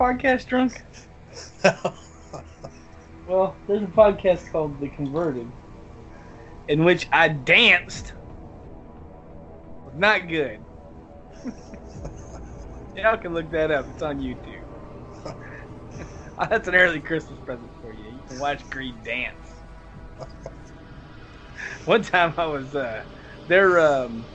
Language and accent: English; the South, United States; accent: southern; my southern accent